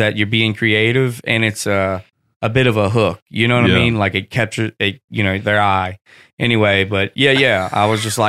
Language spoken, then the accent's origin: English; Hammond, Louisiana, United States; I'm from Louisiana.